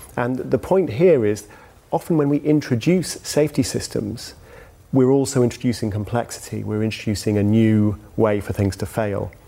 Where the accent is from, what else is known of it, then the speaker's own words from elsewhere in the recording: United Kingdom; as a Brit